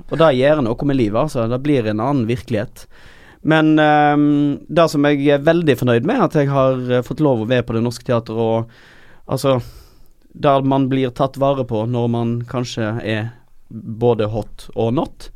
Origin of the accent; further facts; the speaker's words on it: Øystese, Vestland, Norway; moved away; Jeg er fra Øystese